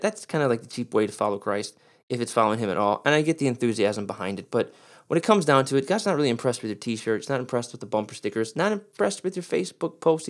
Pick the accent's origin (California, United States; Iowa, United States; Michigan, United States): Michigan, United States; Detroit; I'm a Pistons fan because I'm from Detroit